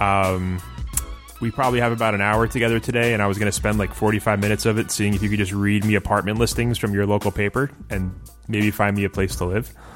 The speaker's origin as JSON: {"language": "English", "country": "United States"}